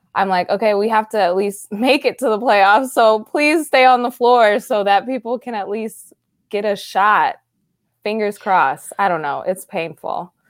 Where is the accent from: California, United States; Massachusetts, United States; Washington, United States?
California, United States; Sacramento; I'm from Sacramento